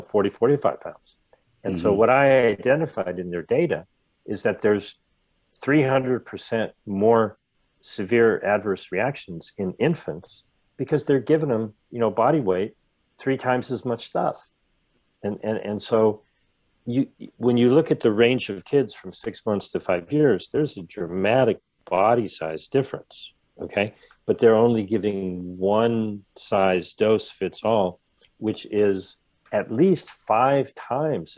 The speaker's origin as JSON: {"language": "English", "region": "Ohio", "country": "United States", "tie": "born or raised there", "also_born_or_lived": "Rhode Island", "moved": "yes", "lives_now": "California, United States", "said": "I used to live in Rhode Island. Okay, I live in California now. I grew up in Ohio."}